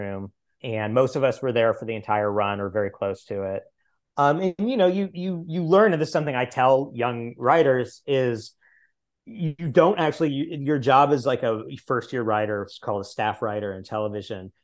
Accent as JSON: {"language": "English", "region": "Missouri", "country": "United States", "tie": "born or raised there", "said": "the largest college in my home state"}